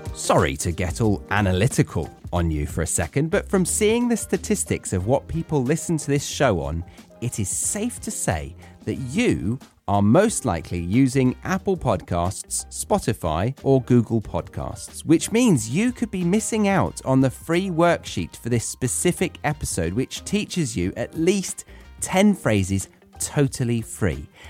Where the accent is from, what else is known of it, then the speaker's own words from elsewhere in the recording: England, United Kingdom; moved away as an adult; I'm from England